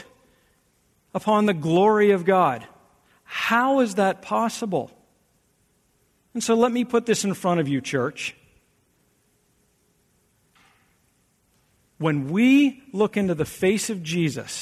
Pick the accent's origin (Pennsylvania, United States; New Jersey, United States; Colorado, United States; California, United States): Pennsylvania, United States; South Central; now in Michigan, United States; I'm from South Central Pennsylvania